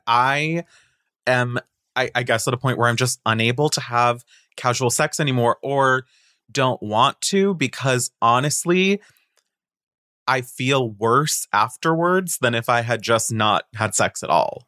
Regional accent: Boca Raton, Florida, United States; moved away; I'm from Boca Raton

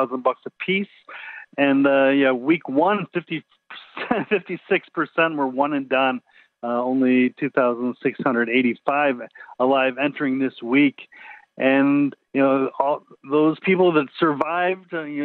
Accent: Chicago, Illinois, United States; now in Las Vegas, United States; I grew up in Chicagoland

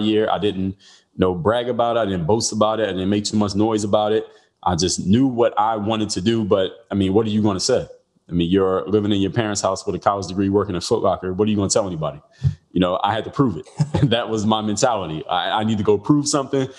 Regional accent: Philadelphia, Pennsylvania, United States; I'm from Philadelphia.

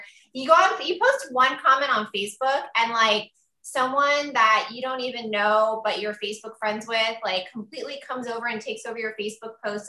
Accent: Tampa, Florida, United States; moved away; my hometown of Tampa, Florida

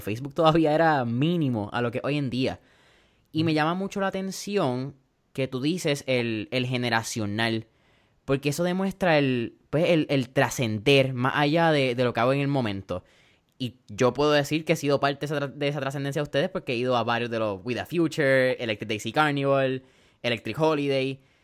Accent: Puerto Rico

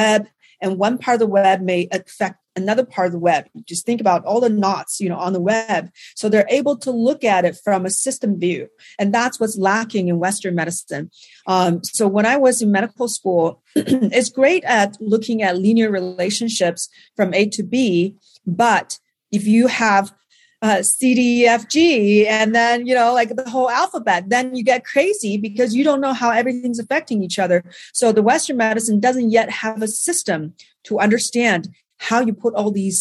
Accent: Beijing, China; moved away as an adult; now in Los Angeles, United States; I was born in China. So I grew up in Beijing. The first 20 years I spent in Beijing

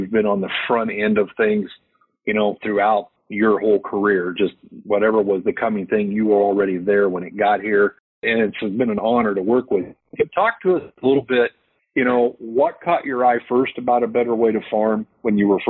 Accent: Iowa, United States; We're from Iowa, so we're Hawkeye fans.

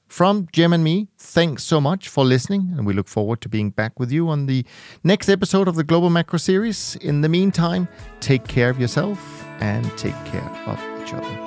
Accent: Denmark; now in Switzerland; as a Dane growing up in Denmark as a kid

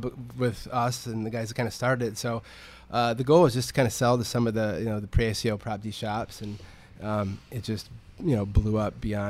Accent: Michigan, United States; Now, I'm from Michigan, so people were back home were talking about it.

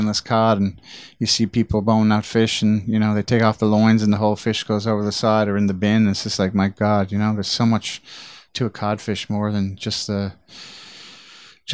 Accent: St. John's, Newfoundland and Labrador, Canada; I grew up in St. John's, which is the capital of Newfoundland and Labrador.

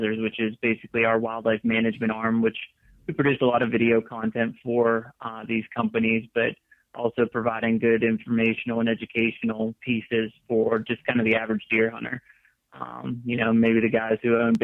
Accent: Western Pennsylvania, United States; moved away as an adult; also born or lived in Mississippi / Missouri; I grew up in Western Pennsylvania, which coincidentally is where I'm at right now

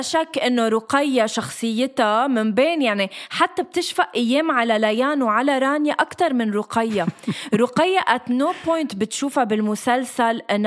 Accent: Lebanon; moved away as an adult; now in Dubai, United Arab Emirates

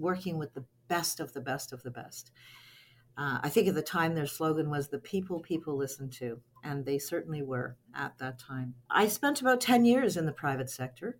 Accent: Cape Breton Island, Nova Scotia, Canada; moved away as an adult; also born or lived in Toronto; I grew up on Cape Breton Island, moved to Toronto in the early 80s to attend what was at that time called Ryerson.

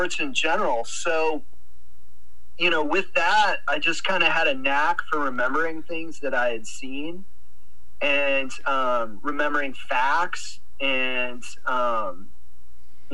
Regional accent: Wisconsin, United States; when I was a child, growing up in Wisconsin

